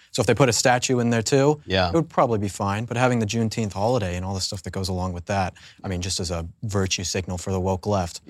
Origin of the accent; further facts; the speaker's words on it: Colorado, United States; I'm from Colorado